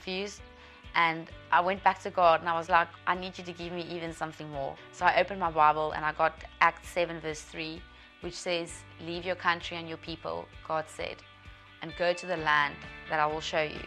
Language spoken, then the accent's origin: English; South Africa; I'm from South Africa